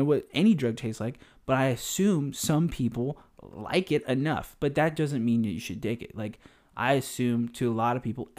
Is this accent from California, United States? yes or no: yes; California, United States; So the average crackhead in the Bay Area, and we're taking this because we're actually from the Bay Area, is probably a good 10 miles per hour.